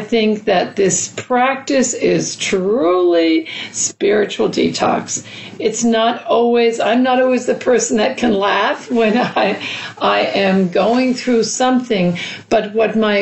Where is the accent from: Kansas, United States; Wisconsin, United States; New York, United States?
New York, United States; New York City; growing up in New York City